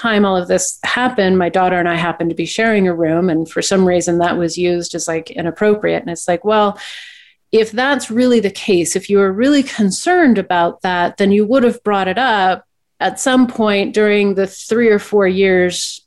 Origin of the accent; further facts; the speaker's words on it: Portland, Oregon, United States; moved away as an adult; now in Salt Lake City, United States; I was born and raised in Portland